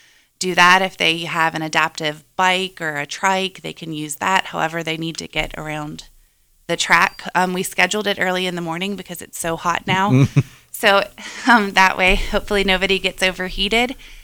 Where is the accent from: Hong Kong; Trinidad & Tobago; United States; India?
United States; Ripley; moved away; I'm actually from Ripley originally